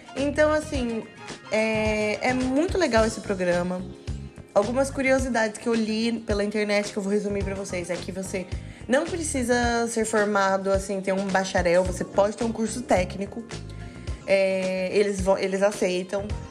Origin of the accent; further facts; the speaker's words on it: Brazil; A gente é brasileiro